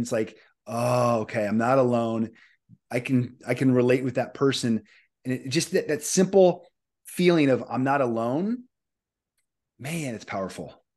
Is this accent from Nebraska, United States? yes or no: yes; Omaha, Nebraska, United States; I'm from Omaha, Nebraska